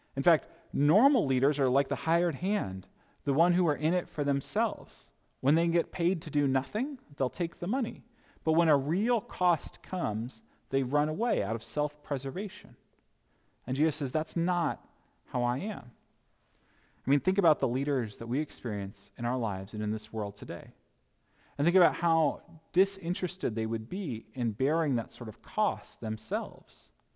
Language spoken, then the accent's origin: English; United States; I'm still an American once I become a Christian